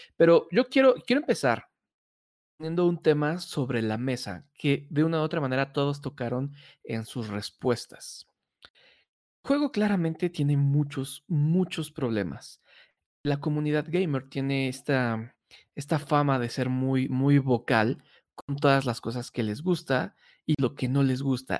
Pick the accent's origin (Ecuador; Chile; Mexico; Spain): Mexico; Mexico City; somos los chilangos